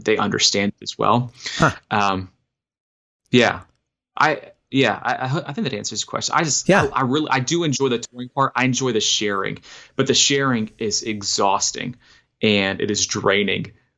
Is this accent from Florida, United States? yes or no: yes; Oviedo, Florida, United States; moved away as an adult; also born or lived in Wisconsin / Texas; now in Nashville, United States; I'm from Orlando. I grew up in a town called Oviedo, which is like like 20 minutes outside